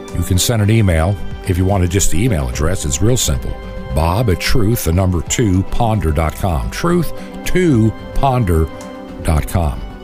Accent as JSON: {"language": "English", "area": "Long Island", "region": "New York", "country": "United States", "tie": "born or raised there", "also_born_or_lived": "Brooklyn, New York City", "said": "I was born actually technically in New York City in Brooklyn. But all of my growing up memories begin in a little town in Long Island"}